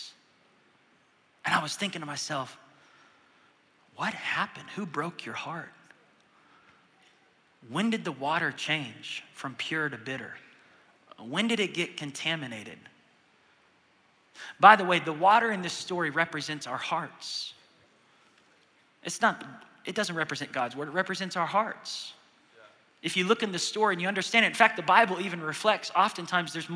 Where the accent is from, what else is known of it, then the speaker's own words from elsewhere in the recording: Tulsa, Oklahoma, United States; Tulsa, Oklahoma